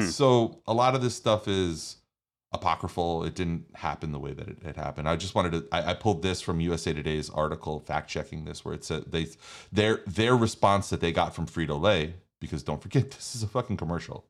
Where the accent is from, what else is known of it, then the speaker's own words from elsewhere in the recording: New York, United States; I'm from New York